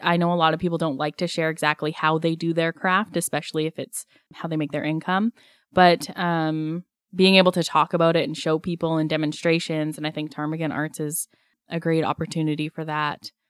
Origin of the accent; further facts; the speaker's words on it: Strathmore, Alberta, Canada; now in Pender Island, Canada; I grew up in southern Alberta in a small town called Strathmore